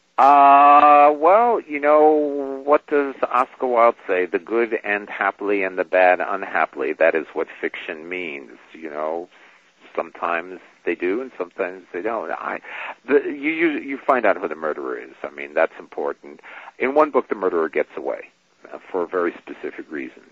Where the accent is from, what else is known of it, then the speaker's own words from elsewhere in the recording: New York, United States; I grew up in New York and so did she